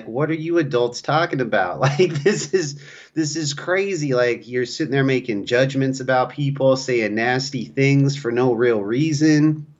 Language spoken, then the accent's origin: English; California, United States; also born or lived in North Dakota; When you come in talking about I'm from California, they will judge you harshly in North Dakota for that.